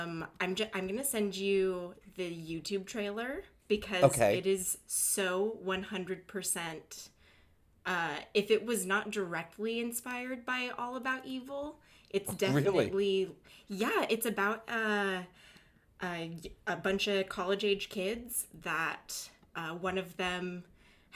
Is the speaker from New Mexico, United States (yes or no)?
yes; Albuquerque, New Mexico, United States; moved away; my hometown art theater. Back in Albuquerque.